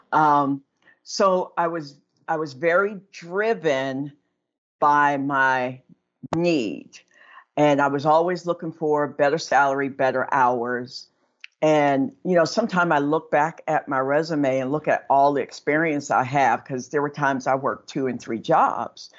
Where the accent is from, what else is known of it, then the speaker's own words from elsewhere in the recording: Aliquippa, Pennsylvania, United States; I'm actually from the Pittsburgh area in a little town called Aliquippa